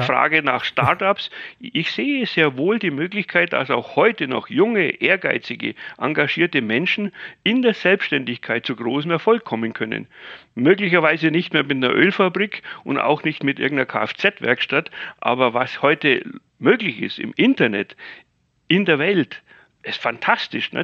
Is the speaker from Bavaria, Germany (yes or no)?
yes; Bavaria, Germany; ich bin ja Bayer